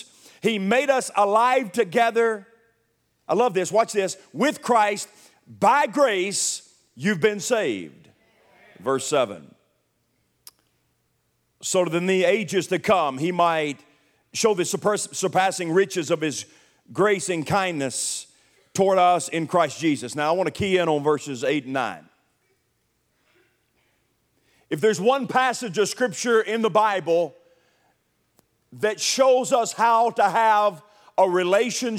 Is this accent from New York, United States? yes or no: no; Milan, Tennessee, United States; born or raised there; also born or lived in Nashville, Tennessee